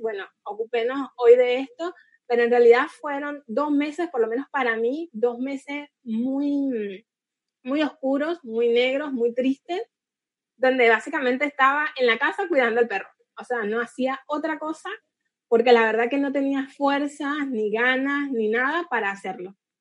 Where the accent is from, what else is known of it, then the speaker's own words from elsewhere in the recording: Venezuela; moved away as an adult; now in Argentina; yo soy venezolana y la mayor parte de mi familia está en Venezuela y hace ya siete años que estoy acá en Argentina